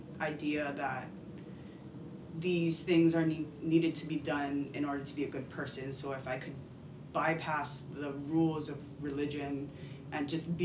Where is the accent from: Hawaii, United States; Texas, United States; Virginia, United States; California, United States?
Hawaii, United States; I am a Japanese-American fourth-generation girl that's born and raised in Hawaii.